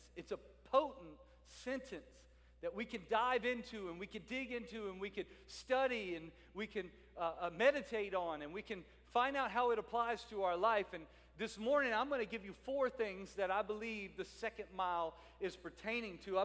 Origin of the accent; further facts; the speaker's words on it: New Orleans and Baton Rouge area, South Louisiana, United States; now in Salisbury, Maryland, United States; I'm a South Louisiana Cajun. I'm from the New Orleans and Baton Rouge area